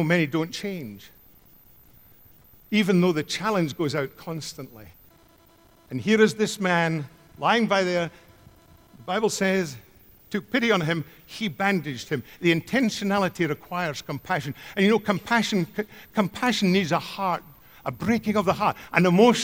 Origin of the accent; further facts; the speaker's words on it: Scotland, United Kingdom; growing up in Scotland